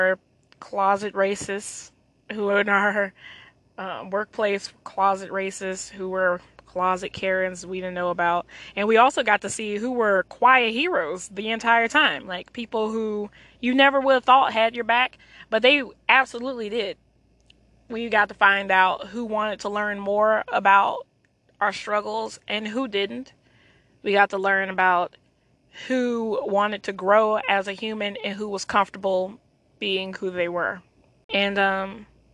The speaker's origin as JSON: {"language": "English", "country": "United States", "said": "I am Black American."}